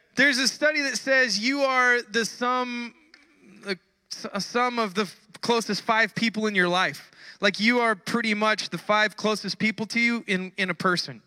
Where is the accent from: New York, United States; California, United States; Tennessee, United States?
California, United States; We have our accent, we have our words we use. You know, in California, uh, we don't we don't pronounce the end of words